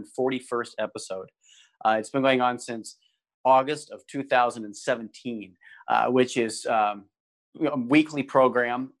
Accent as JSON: {"language": "English", "town": "Philadelphia", "region": "Pennsylvania", "country": "United States", "tie": "born or raised there", "moved": "yes", "lives_now": "Wisconsin, United States", "said": "I'm a native Philadelphian. I grew up in Philadelphia."}